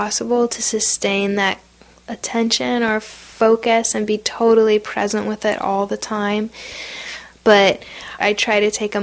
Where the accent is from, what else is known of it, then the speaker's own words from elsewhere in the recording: United States; I am not an Iraqi, I'm an American.